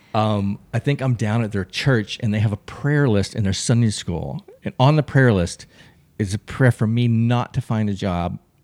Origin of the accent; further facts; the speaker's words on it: Texas, United States; moved away as an adult; now in Los Angeles, United States; I grew up in Texas